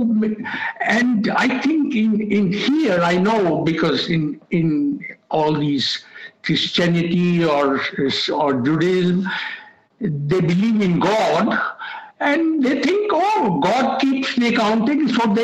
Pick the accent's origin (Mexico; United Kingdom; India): India; moved away as an adult; I came from India